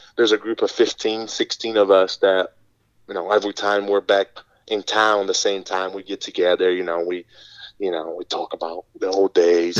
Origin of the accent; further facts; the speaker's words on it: Brazil; English is a second language; moved away as an adult; now in United States; I grew up in Brazil um, all the way up until uh, when I was 18 to 19 years old